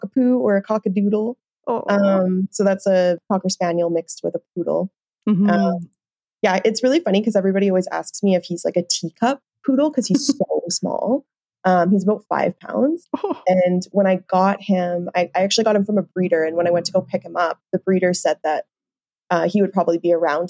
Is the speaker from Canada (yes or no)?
yes; Nanaimo, British Columbia, Canada; now in Calgary, Canada; Originally, I'm actually from Nanaimo, BC, so on Vancouver Island.